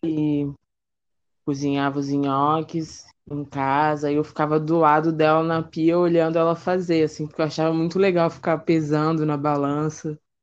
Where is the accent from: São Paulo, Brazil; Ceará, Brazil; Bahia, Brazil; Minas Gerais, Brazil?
São Paulo, Brazil; now in Rio de Janeiro, Brazil; eu atualmente moro no Rio, mas eu sou de São Paulo, da Zona Leste, na capital